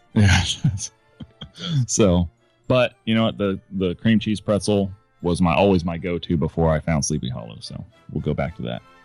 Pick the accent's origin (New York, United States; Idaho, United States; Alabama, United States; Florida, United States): Florida, United States; also born or lived in California; Grew up my younger years in California and the rest of my life in Florida.